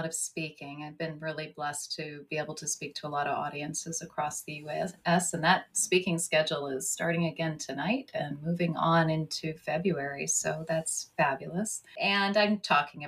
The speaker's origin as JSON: {"language": "English", "region": "California", "country": "United States", "tie": "born or raised there", "also_born_or_lived": "United Kingdom / Mid-Atlantic United States", "moved": "as an adult", "said": "we grew up in the mountains of California, so a lot of snow, but a lot of evergreens"}